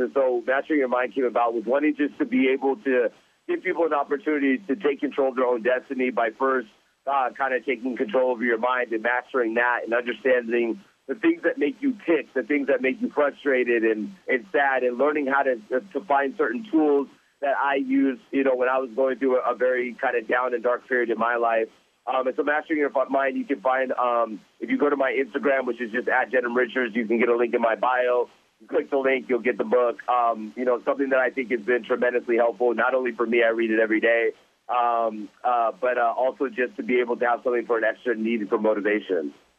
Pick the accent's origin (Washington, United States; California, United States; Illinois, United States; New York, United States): California, United States; Anaheim; growing up in Orange County